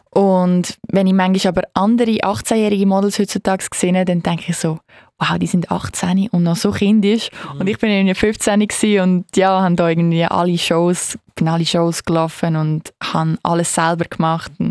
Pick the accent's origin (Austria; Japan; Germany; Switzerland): Switzerland; als Schweizer äh, Elite-Monolog-Gewinnerin